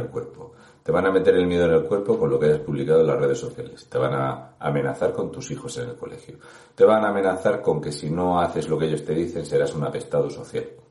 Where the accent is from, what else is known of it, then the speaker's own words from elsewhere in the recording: Region of Murcia, Spain; un murciano encabronado